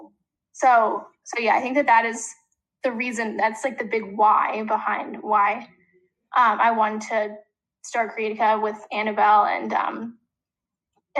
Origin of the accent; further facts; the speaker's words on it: New York, United States; We're seniors in high school. We're from New York